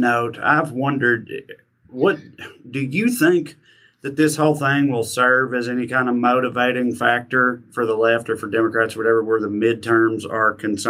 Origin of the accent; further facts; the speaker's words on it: Tennessee, United States; in my home state of Tennessee there